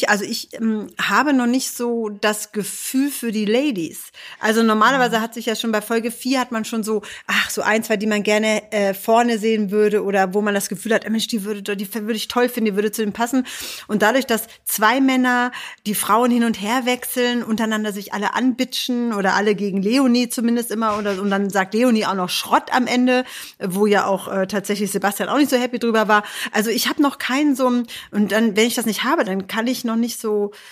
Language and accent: German; Hannover, Lower Saxony, Germany; und wir sind ja Hannoveraner